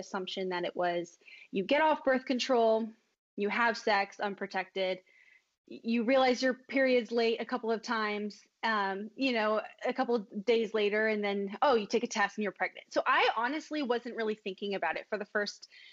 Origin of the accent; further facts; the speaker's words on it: Los Angeles, California, United States; So I'm from Los Angeles.